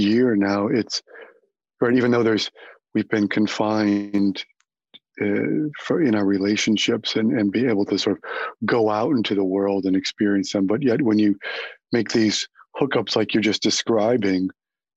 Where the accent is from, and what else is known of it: Chicago, Illinois, United States; born or raised there; moved away as an adult; now in New York, United States